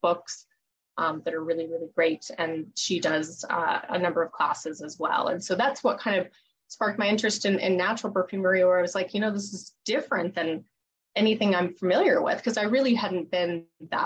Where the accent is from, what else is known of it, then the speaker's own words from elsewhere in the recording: Colorado Springs, Colorado, United States; I grew up in Colorado Springs